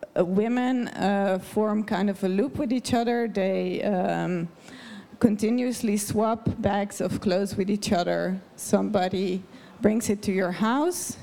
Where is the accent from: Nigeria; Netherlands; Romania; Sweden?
Netherlands; now in Davos, Switzerland; I'm a Dutch person